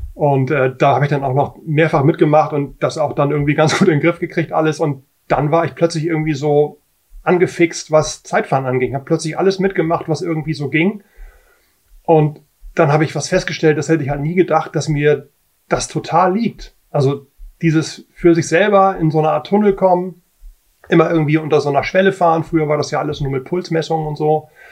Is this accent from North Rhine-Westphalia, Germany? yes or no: no; Hamburg, Germany; ich bin aus Hamburg